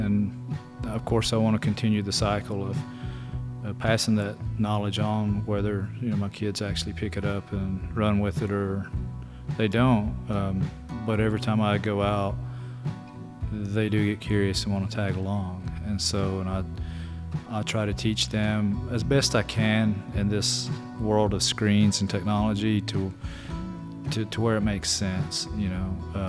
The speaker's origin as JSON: {"language": "English", "area": "Birdtown community", "region": "North Carolina", "country": "United States", "said": "I am from Burrtown community."}